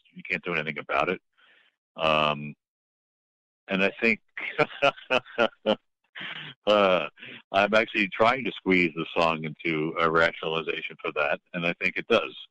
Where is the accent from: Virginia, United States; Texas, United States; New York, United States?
New York, United States; moved away as an adult; also born or lived in Boston; I'm from New York